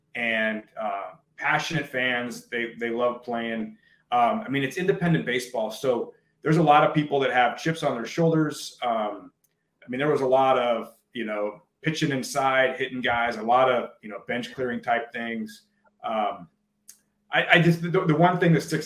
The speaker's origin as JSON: {"language": "English", "town": "Juneau", "region": "Alaska", "country": "United States", "tie": "born or raised there", "also_born_or_lived": "Homer, Alaska / Oregon State", "said": "I was born and raised in Juneau"}